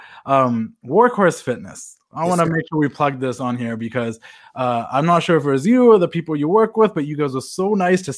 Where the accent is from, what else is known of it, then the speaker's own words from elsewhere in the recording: Canada; As a Canadian little kid